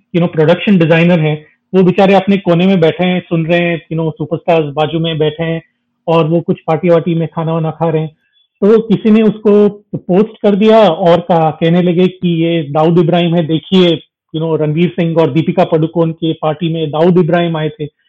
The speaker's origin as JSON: {"language": "Hindi", "region": "South India", "country": "India", "said": "मैं भी south Indian हूँ"}